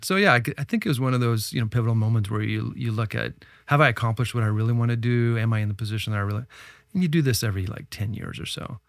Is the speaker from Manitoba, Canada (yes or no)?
no; Ottawa, Ontario, Canada; also born or lived in Silicon Valley; now in Toronto, Canada; I'm Canadian, I grew up in Ottawa